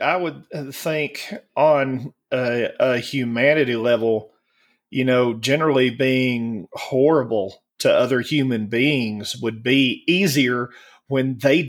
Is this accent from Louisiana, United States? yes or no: no; Alabama, United States; I was raised up in Alabama